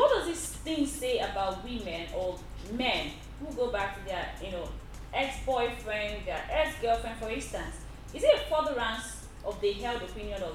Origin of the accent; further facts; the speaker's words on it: Nigeria; I am a Nigerian lady